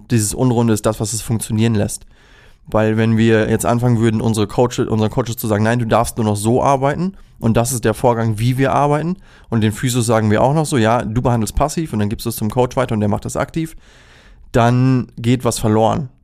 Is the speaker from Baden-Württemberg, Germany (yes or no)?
no; Recke, North Rhine-Westphalia, Germany; also born or lived in Ibbenbüren; now in Osnabrück, Germany; es ist ein kleines gallisches Dorf, das sich Ippenbüren nennt. Da bin ich geboren, bin ich in Recke aufgewachsen und wohne jetzt in Osnabrück.